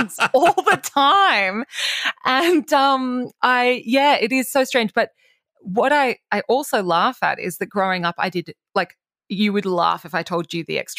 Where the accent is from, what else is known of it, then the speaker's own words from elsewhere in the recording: Toowoomba, Queensland, Australia; my growing up in Toowoomba.